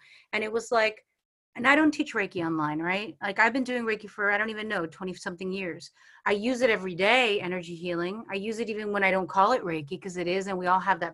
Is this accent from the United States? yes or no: yes; New York, United States; I'm from New York